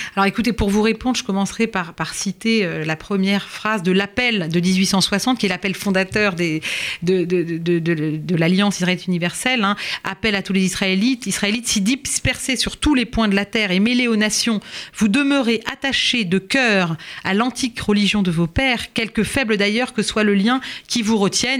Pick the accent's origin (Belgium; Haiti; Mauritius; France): France; chez nous, en France